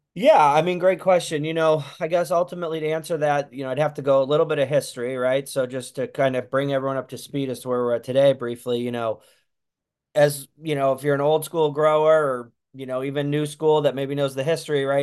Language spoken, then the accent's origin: English; Santa Cruz, California, United States; we're from Santa Cruz, California